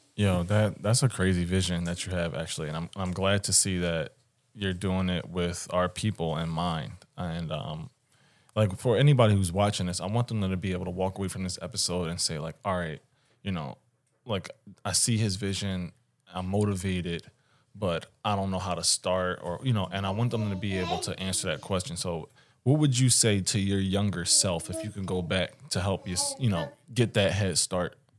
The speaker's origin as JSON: {"language": "English", "town": "Philadelphia", "region": "Pennsylvania", "country": "United States", "tie": "born or raised there", "said": "growing up in West Philly"}